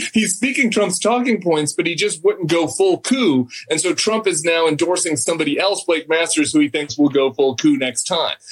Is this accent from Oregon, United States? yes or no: no; Colorado, United States; moved away; I was back in my home state, Colorado